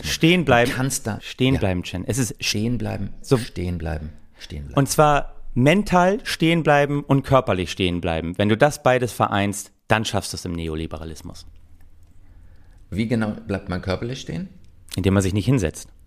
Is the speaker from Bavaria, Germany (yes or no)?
no; Oldenburg, Lower Saxony, Germany; Ich dachte immer, Vatertag, ich komme aus Oldenburg, da wird gesoffen ohne Ende.